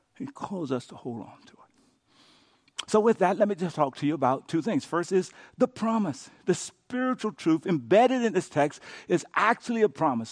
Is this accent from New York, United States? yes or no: no; Cochetta, Louisiana, United States; moved away; I went back to my hometown, Cochetta, Louisiana